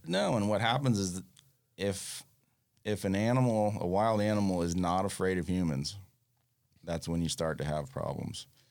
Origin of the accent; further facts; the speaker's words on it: Fort Lauderdale, Florida, United States; also born or lived in Freeport, Bahamas; grew up on the New River in Fort Lauderdale